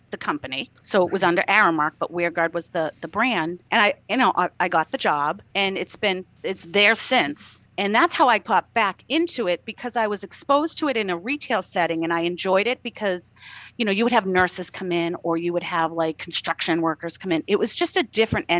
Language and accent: English; Boston, Massachusetts, United States; I'm from Boston, my accent